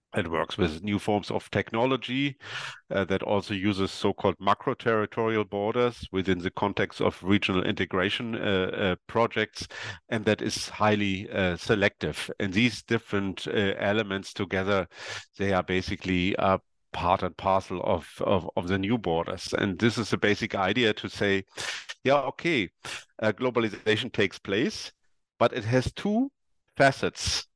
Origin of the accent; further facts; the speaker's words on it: East Germany, Germany; I come from East Germany